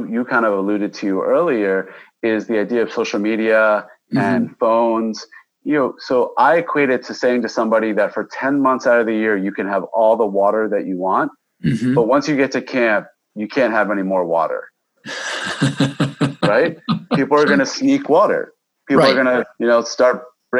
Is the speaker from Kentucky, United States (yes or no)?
no; Westchester, New York, United States; I was from Westchester, New York.